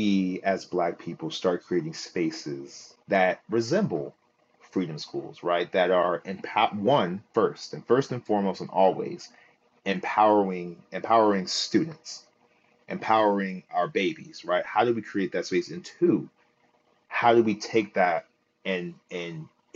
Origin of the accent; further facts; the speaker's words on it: Philadelphia, Pennsylvania, United States; here in Philly, the only per like we had in my year, in my graduating year 2020, it was me and another young man that got into Morehouse